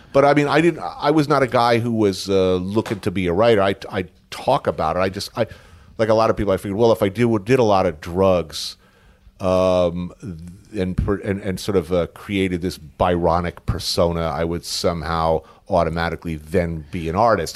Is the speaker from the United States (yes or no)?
yes; Bergen County, New Jersey, United States; also born or lived in New York City, United States; born here, grew up in Bergen County, like, right, literally right across